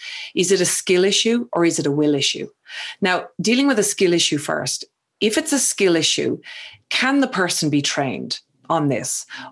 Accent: Ireland; I mean, you know, you're English, I'm Irish. I have a habit of speaking too fast, you know, using slang or local vernacular that maybe somebody else mightn't understand.

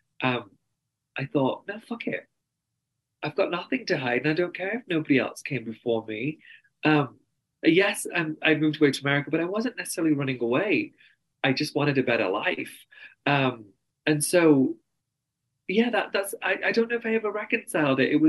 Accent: United Kingdom; accent: very strong English accent; moved away as an adult; also born or lived in New York, United States; now in Salt Lake City, United States; I'm brown and I'm British

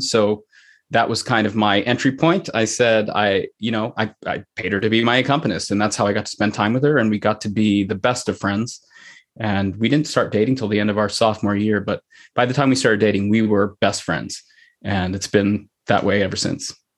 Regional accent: Pennsylvania, United States; also born or lived in Sri Lanka (parents); now in Saline, Michigan, United States; I was born in the United States, in Pennsylvania.

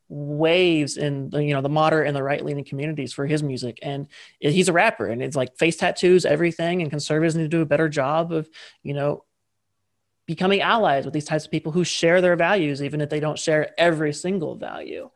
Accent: United States; I say this as an American

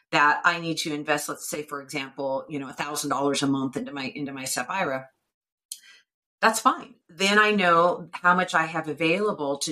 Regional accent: United States; I'm self-employed and I'm an American

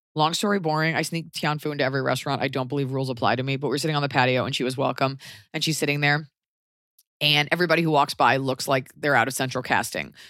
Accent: Los Angeles, California, United States; I'm from Laurel Canyon

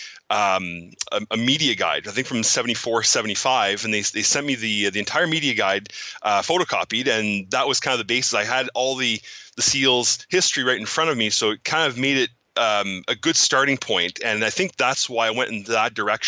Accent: Cornwall, Ontario, Canada; now in Ottawa, Canada; I grew up in Cornwall, Ontario, Canada. I currently live in Ottawa, which is about an hour and a half north of Cornwall.

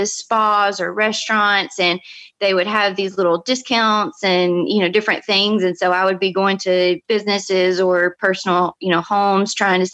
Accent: Chatsworth, Georgia, United States; now in Destin, United States; I'm originally from North Georgia

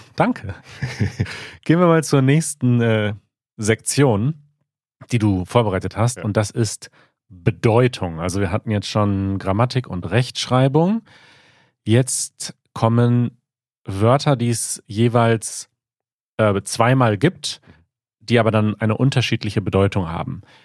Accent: Münsterland / Ruhr area, North Rhine-Westphalia, Germany; Ich bin ja im Münsterland, aber schon eher Ruhrgebiet.

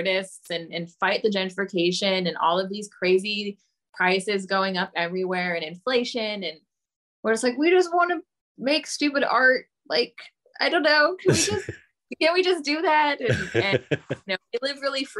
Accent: Sonoma County, California, United States; moved away as an adult; also born or lived in San Diego, United States / Philadelphia, United States / Spokane, United States; now in New Orleans, United States; I'm from Sonoma wine country.

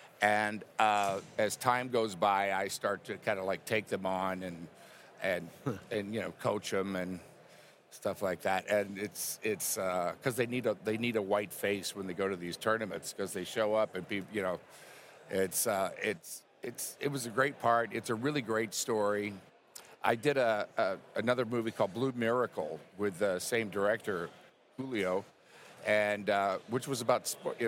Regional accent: Houston, Texas, United States; Yeah, I'm from Houston originally.

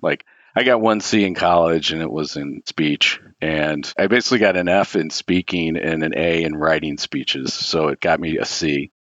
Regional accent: Cincinnati, Ohio, United States; I grew up in Cincinnati and went to the University of Cincinnati, and I lived at home

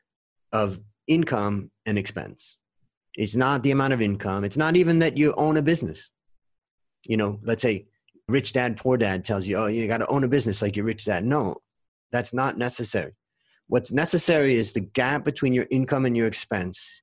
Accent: Ohio, United States; also born or lived in California; now in Thailand; I grew up in Ohio and then I moved to California

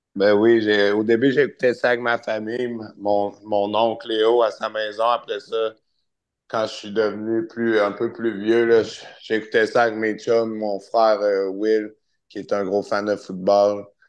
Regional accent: Charny, Quebec, Canada; je viens de Charny

